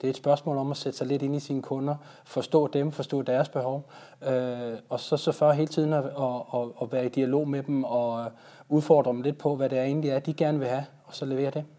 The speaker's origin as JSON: {"language": "Danish", "country": "Denmark"}